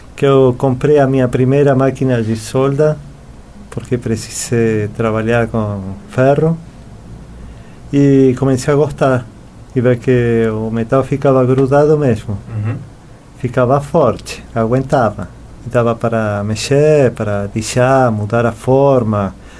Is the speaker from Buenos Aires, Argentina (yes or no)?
yes; Buenos Aires, Argentina; Portuguese is a second language; moved away as an adult; now in Florianópolis, Brazil; Eu nasci em Buenos Aires, nací en Argentina en el año, no año 1975. Viví quase toda a minha vida na Argentina